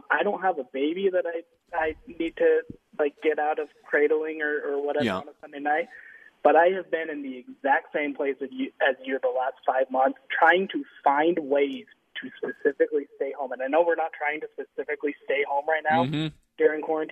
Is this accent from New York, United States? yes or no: no; Provo, Utah, United States; I grew up in Utah, so I grew up in Provo